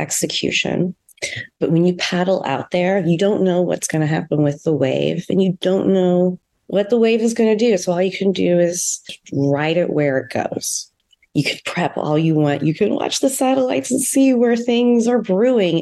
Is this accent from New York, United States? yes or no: no; St. Louis, Missouri, United States; moved away; also born or lived in San Diego; I'm a Midwesterner. I grew up in St. Louis